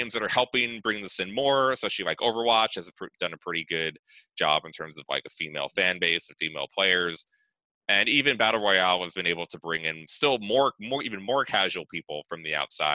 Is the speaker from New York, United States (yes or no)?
yes; New York, United States; I'm from New York